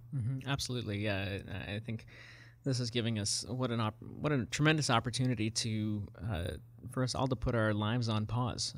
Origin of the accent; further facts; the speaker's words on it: South Africa; moved away; grew up, um, in apartheid South Africa as a, as a young child.